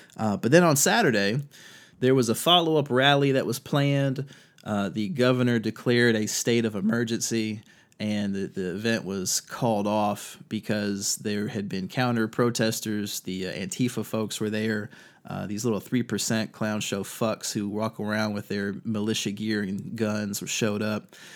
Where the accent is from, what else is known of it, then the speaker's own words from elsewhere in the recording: Virginia Beach, Virginia, United States; moved away; also born or lived in Fredericksburg, Virginia / North Carolina; I grew up in Virginia Beach.